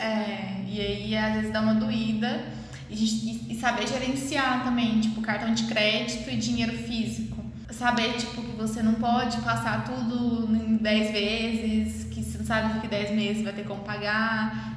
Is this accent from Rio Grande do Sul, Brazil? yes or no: no; interior of Goiás, Brazil; accent: interior; Eu sou, eu nasci no interior de Goiás, né? Então, eu s, minha mãe é do interior de Goiás, meu pai também é do interior de Goiás. Então, assim, eu sou interior mesmo, eu falo "Er"